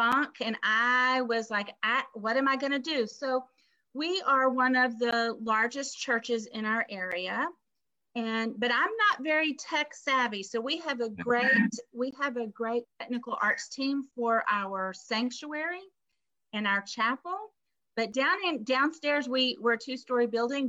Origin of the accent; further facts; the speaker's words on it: Texas, United States; also born or lived in Memphis, Tennessee; now in Pennsylvania, United States; I am from Texas. And I claim my Texas roots.